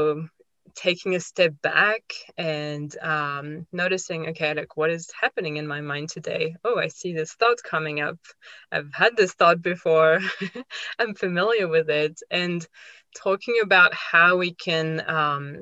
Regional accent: France; moved away as an adult; also born or lived in Australia; now in United States; I grew up in France, and I've moved many times in my life. I moved to Australia when I was 21. I moved to the US a few years ago.

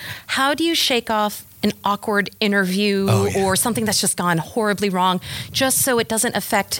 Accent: Prince George's County, Maryland, United States; PG County.

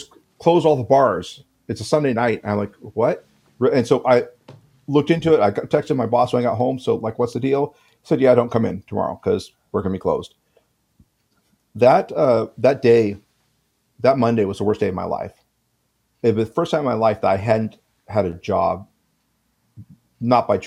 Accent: United States

